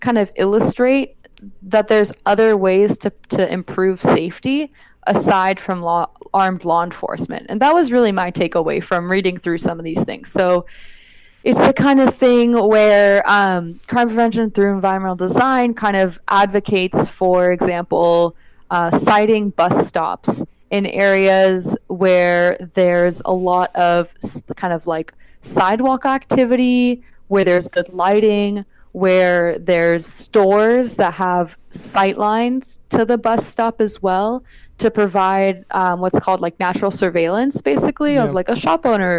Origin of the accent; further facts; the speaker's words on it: California, United States; now in Los Angeles, United States; So again, I'm not from Los Angeles. I moved here like 7 years ago. So the perspective I have is very much of an outsider. My perspective more in the Bay Area is one of like, oh yeah, these are like the things that I saw when I was a youth